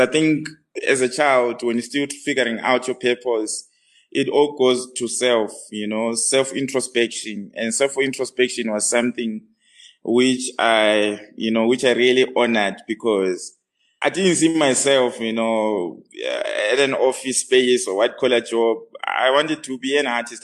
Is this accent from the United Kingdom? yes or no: no; Bulawayo, Zimbabwe; moved away as an adult; now in Johannesburg, South Africa; I was born in Bulawayo, Matabeleland.